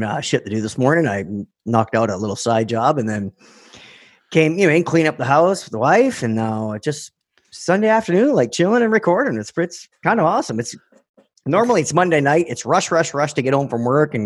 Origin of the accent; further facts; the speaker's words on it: Canada; Roman and I, just being Canadian